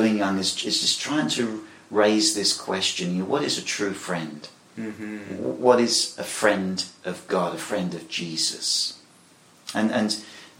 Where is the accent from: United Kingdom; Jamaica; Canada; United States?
United Kingdom; England; I'm British, and I think that the word buddy is perhaps something that we wouldn't use in England readily